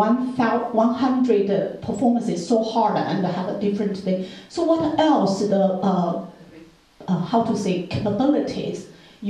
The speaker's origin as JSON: {"language": "English", "country": "China", "moved": "yes", "said": "I come from China"}